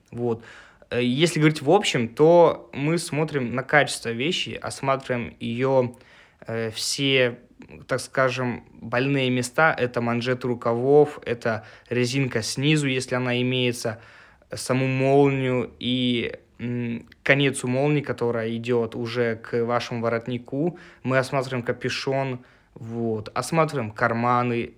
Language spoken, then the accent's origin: Russian; Russia; мой родной город Волга